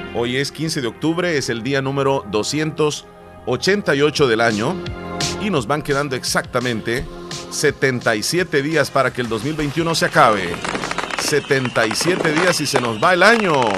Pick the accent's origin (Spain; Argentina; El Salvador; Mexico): El Salvador; eastern El Salvador; ¿Y de dónde soy? O sea, soy de acá